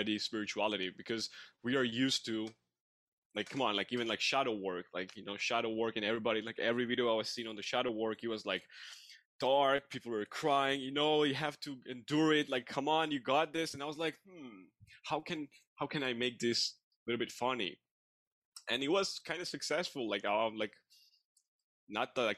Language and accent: English; Georgia; English is a second language; now in Canada; I'm from Georgia, but I live in Canada. So English is my second language.